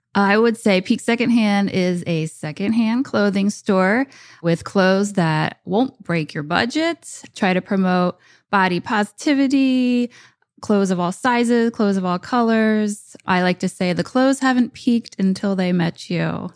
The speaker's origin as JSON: {"language": "English", "region": "New Jersey", "country": "United States", "also_born_or_lived": "New York", "said": "open a store back in Jersey"}